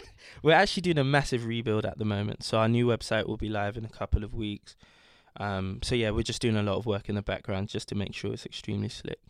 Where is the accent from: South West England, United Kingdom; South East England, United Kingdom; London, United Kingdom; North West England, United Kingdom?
London, United Kingdom; I was born in London, but both my parents are from Ghana